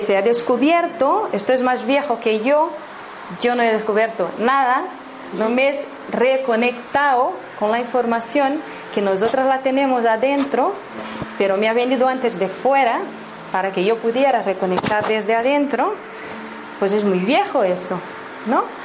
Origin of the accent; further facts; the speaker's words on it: Brazil; Spanish is a second language; moved away; he estado todo ese 18 años en Brasil, soy de Brasil